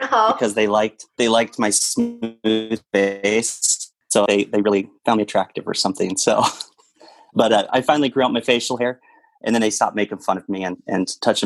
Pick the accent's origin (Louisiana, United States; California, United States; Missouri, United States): Missouri, United States; Kirksville; moved away as an adult; now in Des Moines, United States; I'm originally from Kirksville, Missouri. So I moved from Missouri up here to Iowa after college.